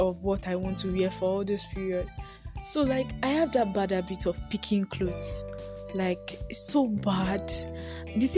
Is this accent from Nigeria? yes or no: yes; Nigeria; I am a Nigerian YouTuber, podcaster.